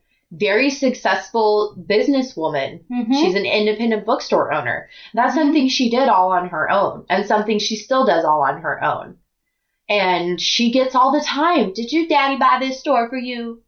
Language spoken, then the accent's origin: English; United States; my sisters and I are the first to be born in the United States. So I come from a very big immigrant family